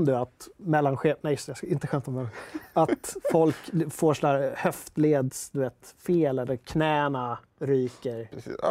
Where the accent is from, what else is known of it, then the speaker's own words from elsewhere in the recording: Skogås, Stockholm County, Sweden; Jag är från Skogås, annat S. Skogås, söder om stan.